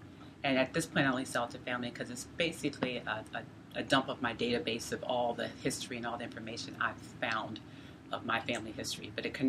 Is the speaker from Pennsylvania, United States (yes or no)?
yes; York, Pennsylvania, United States; I am a genealogist from York, Pennsylvania.